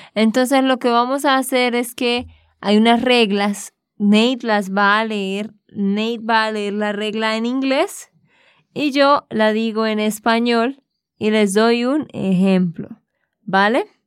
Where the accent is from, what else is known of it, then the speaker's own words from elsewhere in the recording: Santander, Colombia; de Santander, Colombia